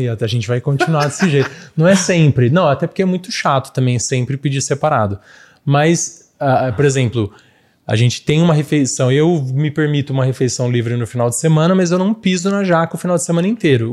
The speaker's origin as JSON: {"language": "Portuguese", "town": "São Carlos", "region": "São Paulo", "country": "Brazil", "said": "Eu sou de São Carlos"}